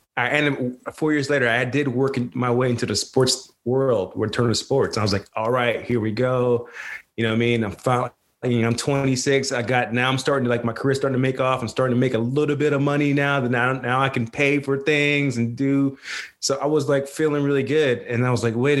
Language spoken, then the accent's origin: English; Hartford, Connecticut, United States; moved away as an adult; also born or lived in Washington, D.C.; now in Atlanta, United States; I was born in Hartford, Connecticut